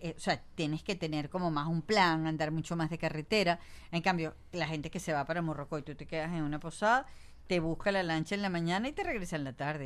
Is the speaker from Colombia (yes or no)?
no; Venezuela; nosotros como venezolanos